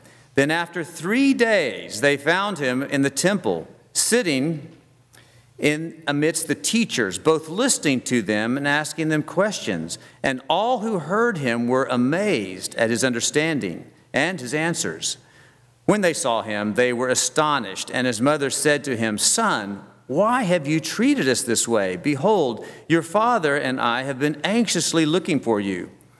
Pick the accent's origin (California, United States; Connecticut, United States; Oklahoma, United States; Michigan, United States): Oklahoma, United States; also born or lived in Texas / Louisiana / Mississippi; I said, "Well, I'm from Oklahoma." She said, "Oh, yeah, but where are you from originally?" I said, "Well, I was born in Texas. I lived all over Texas, Louisiana, Mississippi, but really I'm from Oklahoma."